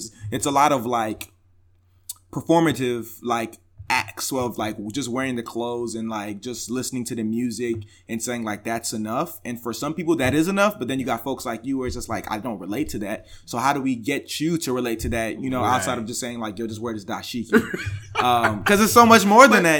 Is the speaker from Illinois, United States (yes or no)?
yes; Homewood, Illinois, United States; also born or lived in Chicago, United States; I grew up in the South suburbs in the Nigerian household.